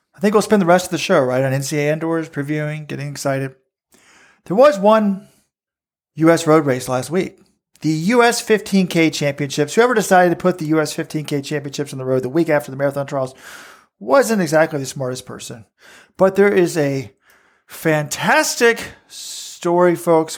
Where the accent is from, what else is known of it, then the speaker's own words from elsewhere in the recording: Texas, United States; I grew up in Texas